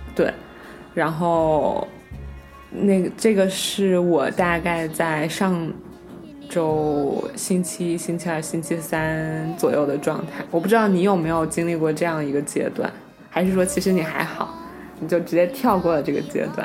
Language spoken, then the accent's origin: Chinese; Wuhan, Hubei, China; moved away as an adult; 为我故乡的那些亲人，然后为我生活的那一片土地